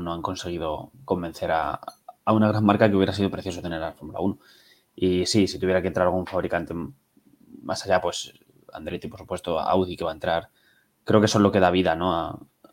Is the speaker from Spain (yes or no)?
yes; Toledo, Castilla-La Mancha, Spain; now in Madrid, Spain; soy de Toledo, tengo ahora mismo vivo en Madrid